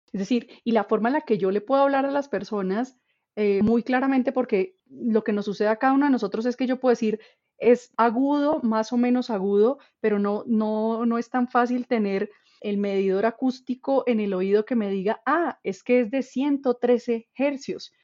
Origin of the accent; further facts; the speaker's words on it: Colombia; tenemos nosotros como población colombiana